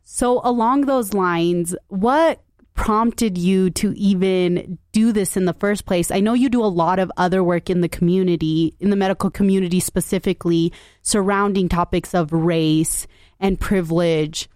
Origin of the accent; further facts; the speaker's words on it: Salt Lake City, Utah, United States; I grew up in Salt Lake as well